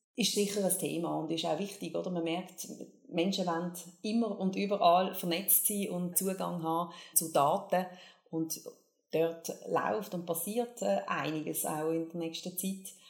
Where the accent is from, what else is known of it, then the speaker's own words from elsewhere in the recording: Basel, Basel-Stadt, Switzerland; Ja, ich bin Baslerin. Ich bin in Basel geboren und aufgewachsen.